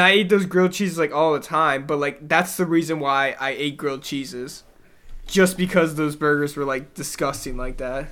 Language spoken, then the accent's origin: English; the South, United States; moved away; I'm from the South